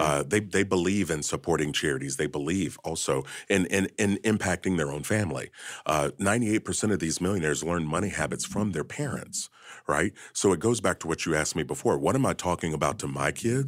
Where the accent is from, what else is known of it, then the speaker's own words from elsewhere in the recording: Kentucky, United States; I was born and raised in Kentucky.